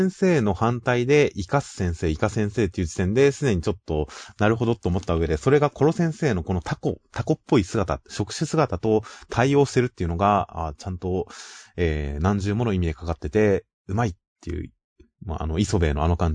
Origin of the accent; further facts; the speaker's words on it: Kanagawa, Japan; 地元神奈川のデザインで